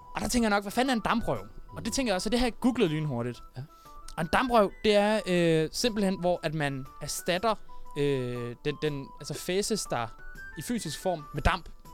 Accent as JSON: {"language": "Danish", "area": "Funen", "region": "Southern Denmark", "country": "Denmark", "tie": "born or raised there", "said": "Jeg har været en tur øh, på Fyn, min ja. Øh, hjemstavn"}